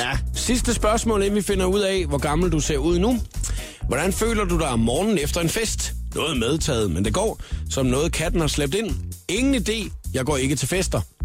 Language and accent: Danish; Funen, near Nyborg, Southern Denmark, Denmark; jeg er jo fra Fyn, og, øh, hvad hedder det, elleve kilometer uden for Nyborg, er jeg opvokset